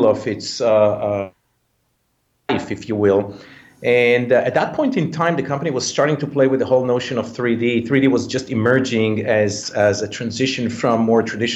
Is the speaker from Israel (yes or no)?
yes; Israel; moved away as an adult; also born or lived in Thailand; now in United States; I was born in Israel, but at the age of 20 or so, I left the country and I moved to live in Thailand